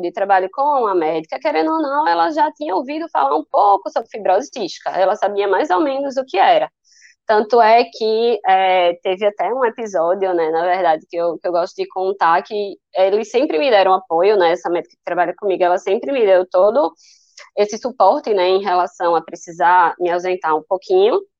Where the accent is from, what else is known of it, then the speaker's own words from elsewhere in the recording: Recife, Pernambuco, Brazil; Eu tenho 29 anos, eu sou daqui de Recife, Pernambuco